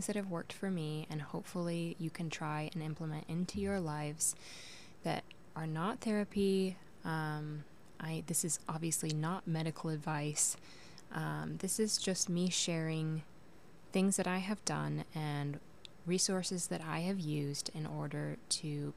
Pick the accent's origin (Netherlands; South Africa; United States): United States; Portland, Oregon; I was born in Portland, Oregon in 1992. You can do the math. I lived there for the first 10 years of my life before moving out to the countryside where I spent the next decade